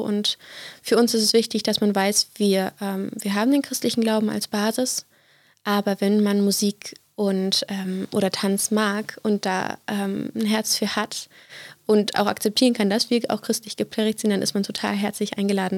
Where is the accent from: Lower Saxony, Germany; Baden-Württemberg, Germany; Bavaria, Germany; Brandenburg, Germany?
Brandenburg, Germany; East; moved away; ich bin aufgewachsen in Ostbrandenburg, ja. ähm, in verschiedenen Städten bzw. Dörfern.